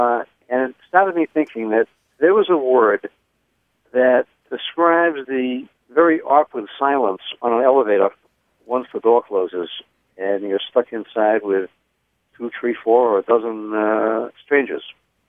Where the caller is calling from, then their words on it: Escondido, California, United States; I'm calling from Escondido, California.